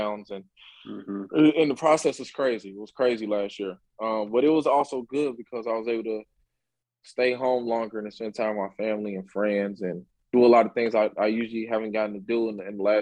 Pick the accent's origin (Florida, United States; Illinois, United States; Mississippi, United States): Illinois, United States; Chicago; Born and raised in Chicago, Illinois. As you guys know, I grew up on the south side of Chicago.